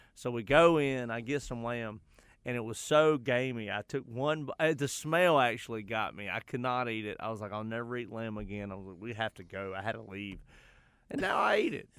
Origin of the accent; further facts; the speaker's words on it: Charlotte, North Carolina, United States; I'm from the West Side.